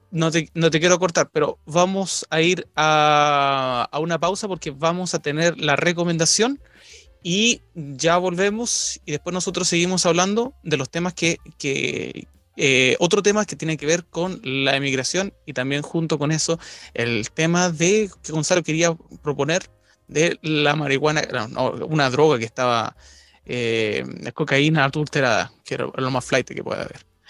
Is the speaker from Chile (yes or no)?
yes; Chile; moved away as an adult; now in United Kingdom; yo soy de Chile